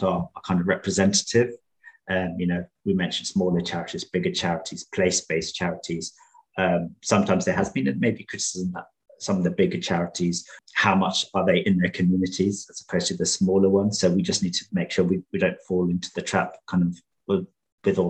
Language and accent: English; London, United Kingdom; I'm from Tower Hamlets